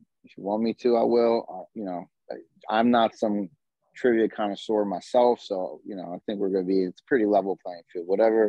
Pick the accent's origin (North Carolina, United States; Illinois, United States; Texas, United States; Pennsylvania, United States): Pennsylvania, United States; Philadelphia; I'm from Philadelphia.